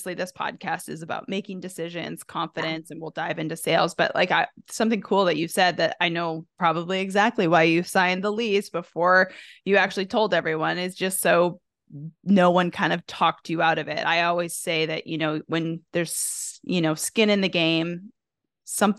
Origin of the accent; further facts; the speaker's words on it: Canada; now in Arkansas, United States; I'm originally from Canada